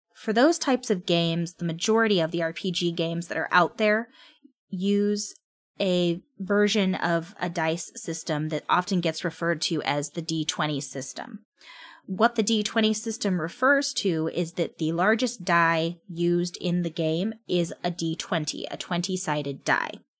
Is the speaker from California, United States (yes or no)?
yes; California, United States; I'm from California. I've lived here all my life